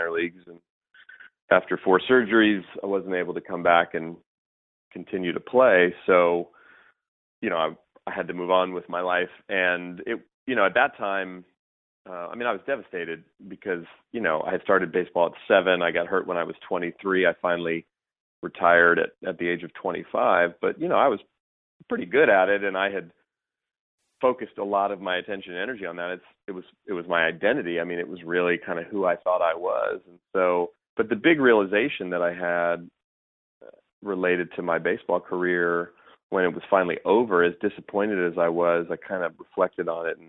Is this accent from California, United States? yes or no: yes; Bay Area, California, United States; I grew up here in the Bay Area where I still live